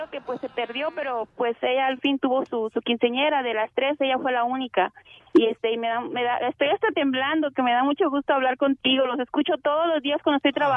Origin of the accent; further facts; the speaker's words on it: Honduras; Honduras. Soy hondureña. Arriba Honduras.